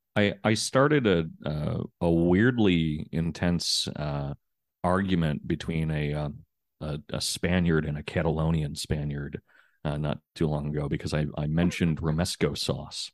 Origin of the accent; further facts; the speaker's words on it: United States; as an American